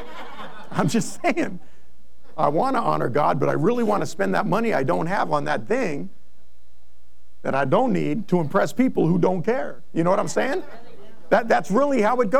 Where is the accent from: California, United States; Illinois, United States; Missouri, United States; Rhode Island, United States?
California, United States; Monrovia; I grew up in Monrovia